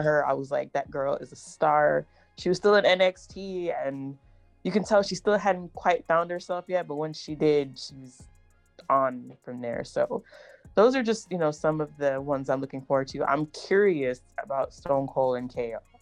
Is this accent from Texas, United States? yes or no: yes; Texas, United States; I'm from Texas